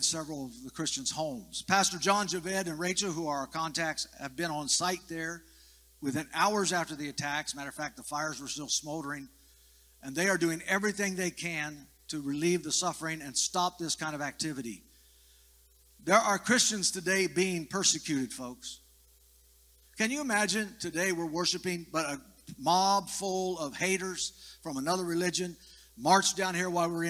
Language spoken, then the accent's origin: English; United States; I am in the natural by birth an American, a citizen of the United States.